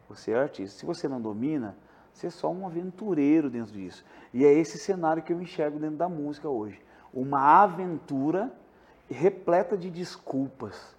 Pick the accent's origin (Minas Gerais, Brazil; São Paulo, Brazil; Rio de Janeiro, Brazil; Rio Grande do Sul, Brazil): Rio Grande do Sul, Brazil; Porto Alegre; now in Santa Catarina, Brazil; eu sou de Porto Alegre